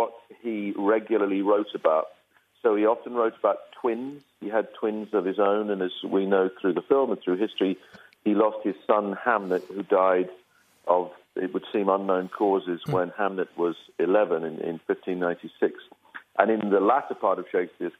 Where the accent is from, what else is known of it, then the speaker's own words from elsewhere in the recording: Belfast, Northern Ireland, United Kingdom; I'm from Belfast, Northern Ireland, and I remember being at home, our little council house, Protestant working class family